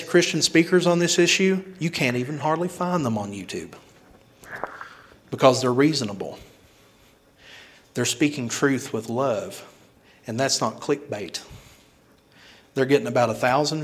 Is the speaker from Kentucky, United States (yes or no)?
yes; Kentucky, United States; moved away as an adult; now in Houston, United States; I live in a very small village of a hometown back in Kentucky before I moved to Houston, Texas